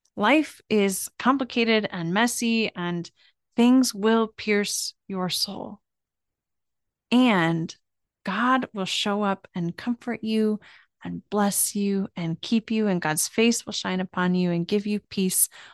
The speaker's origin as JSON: {"language": "English", "region": "Pacific Northwest", "country": "United States", "also_born_or_lived": "Wisconsin", "moved": "as an adult", "said": "we are moving from Wisconsin back to the Pacific Northwest. We are both from there, and I haven't lived there in almost fourteen years"}